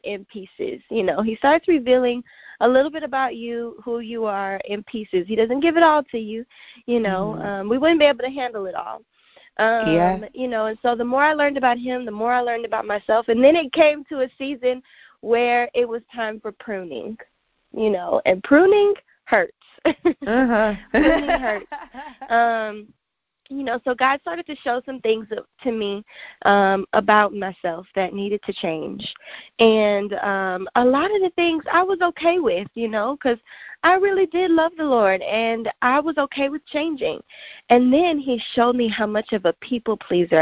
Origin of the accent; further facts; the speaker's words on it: Louisiana, United States; now in Houston, United States; I was born in Louisiana. That's where all of my family is, and I go back there pretty often. And so I claim that I am still a true Louisianian